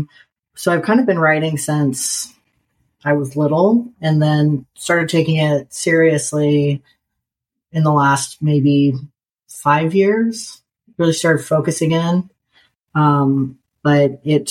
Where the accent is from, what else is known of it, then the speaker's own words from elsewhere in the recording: Nebraska, United States; now in North Carolina, United States; I grew up in Nebraska